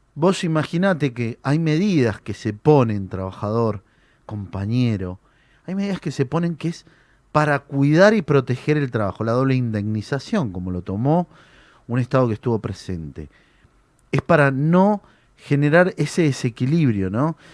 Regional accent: Argentina

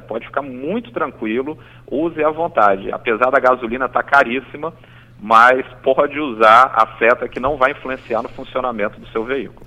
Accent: Espírito Santo, Brazil; aqui no nosso estado

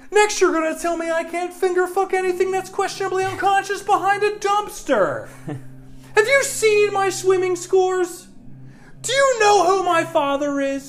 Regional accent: New Jersey, United States; I grew up in South Jersey

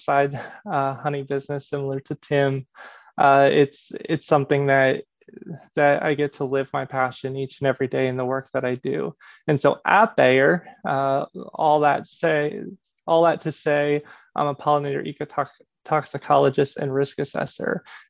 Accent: Pennsylvania, United States; I grew up in Pennsylvania.

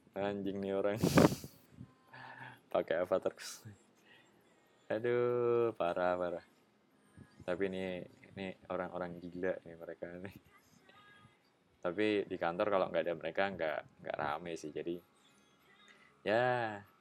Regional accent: Yogyakarta, Special Region of Yogyakarta, Indonesia; Itu kampung di kota Jogja. Jadi benar-benar kota, nggak pedesaan. Nggak yang rumahnya jauh-jauh gitu, nggak

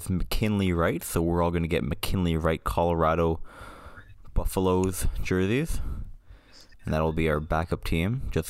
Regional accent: Canada; And just so we're all aware, we are from Canada.

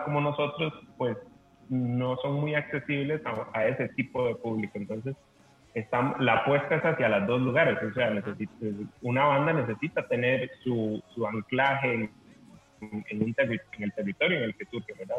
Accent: Costa Rica; nosotros como costarricenses, como, como parte de, de, esta, de este pedazo de tierra

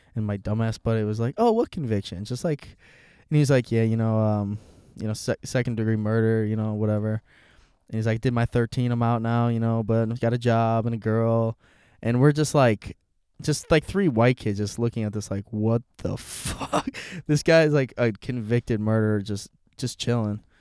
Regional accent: Aurora, United States; I'm from Aurora

